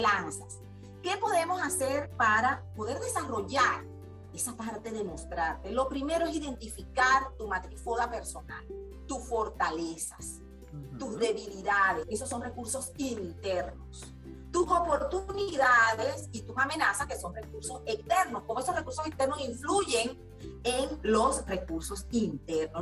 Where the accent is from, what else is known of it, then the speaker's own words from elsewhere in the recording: La Asunción, Nueva Esparta, Venezuela; Yo soy de la isla de Margarita, nací en La Asunción, capital del estado Nueva Esparta, venezolana, con raíces andinas y raíces margariteñas